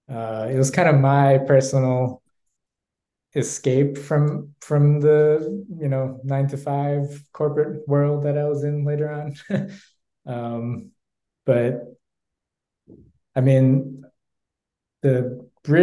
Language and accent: English; New York City, New York, United States; I grew up in New York. It's a neighborhood called Bayside in Queens.